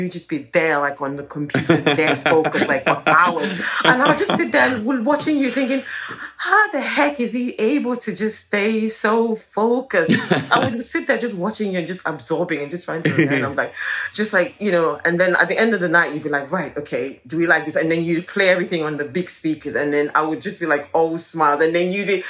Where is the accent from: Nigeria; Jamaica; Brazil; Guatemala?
Nigeria; moved away; growing up in Nigeria